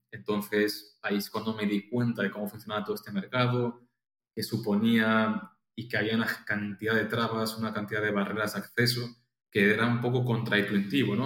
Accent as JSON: {"language": "Spanish", "town": "Pontevedra", "region": "Galicia", "country": "Spain", "also_born_or_lived": "Madrid", "moved": "as an adult", "said": "yo soy de Pontevedra y Galicia, que está al noroeste de España"}